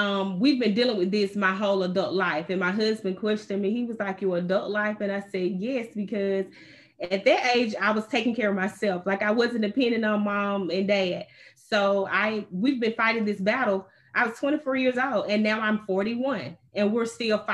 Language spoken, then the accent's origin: English; Camak, Georgia, United States; also born or lived in Warren County, Georgia; now in Stockbridge, United States; I am from Warren County. I grew up in Kamek, Georgia